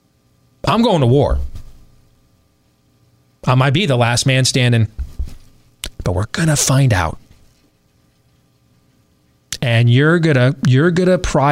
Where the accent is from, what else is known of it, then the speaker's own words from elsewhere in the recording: Iowa, United States; my home state